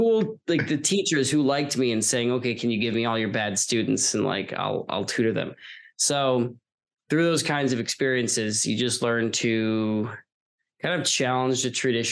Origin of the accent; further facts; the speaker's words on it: Long Island, New York, United States; I'm from Long Island originally.